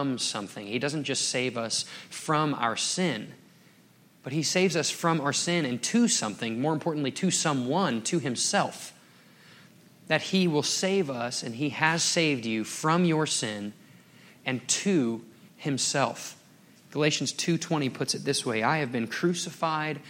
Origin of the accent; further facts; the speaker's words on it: Dallas, Texas, United States; moved away as an adult; also born or lived in Colorado; growing up in Dallas-Fort Worth